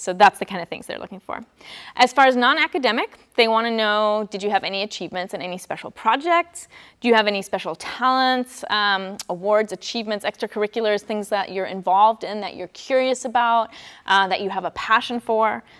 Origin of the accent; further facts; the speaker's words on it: Germany; moved away; I'm from Germany, born and raised